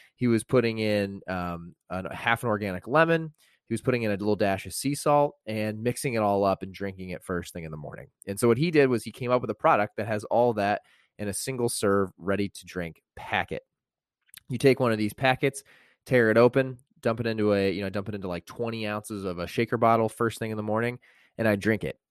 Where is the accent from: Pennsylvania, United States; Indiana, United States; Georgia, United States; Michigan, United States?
Indiana, United States; I grew up in Indiana